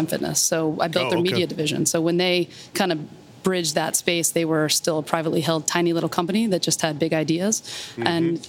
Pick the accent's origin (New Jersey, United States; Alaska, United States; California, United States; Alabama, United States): New Jersey, United States; now in New York, United States; So I am a Jersey girl, grew up in South Jersey